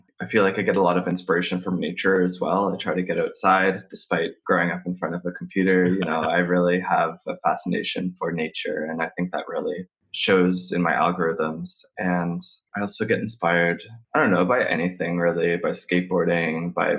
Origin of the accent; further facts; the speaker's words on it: Nova Scotia, Canada; I'm from Nova Scotia, and growing up, it was kind of boring.